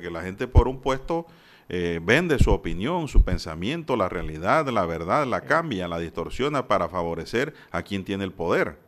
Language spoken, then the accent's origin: Spanish; Panama; como panameños